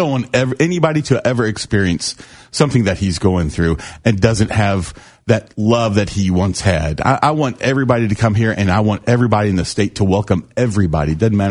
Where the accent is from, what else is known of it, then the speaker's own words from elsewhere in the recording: Louisville, Kentucky, United States; now in St. Petersburg, United States; Louisville's my hometown.